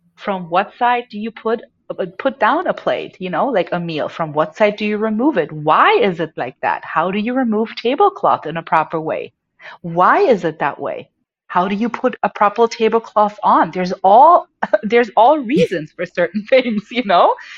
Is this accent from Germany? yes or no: yes; Germany; moved away; I was born and raised in Germany